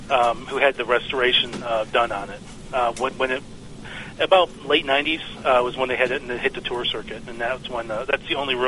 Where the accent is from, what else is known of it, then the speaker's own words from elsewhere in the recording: Michigan, United States; now in Texas, United States; I'm actually originally from Michigan.